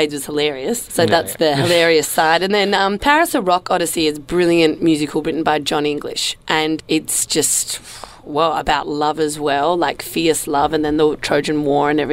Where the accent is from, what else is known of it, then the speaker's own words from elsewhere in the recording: Perth, Western Australia, Australia; also born or lived in Sicily (ancestry); now in Melbourne, Australia; I do live in Melbourne. I'm originally from Perth